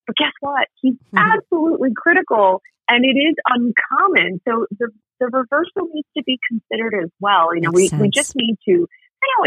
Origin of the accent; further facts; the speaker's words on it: Ann Arbor, Michigan, United States; I grew up in Ann Arbor